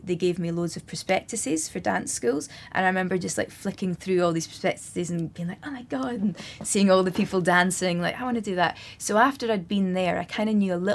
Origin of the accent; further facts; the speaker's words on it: Scottish Borders, Scotland, United Kingdom; I grew up in the Scottish Borders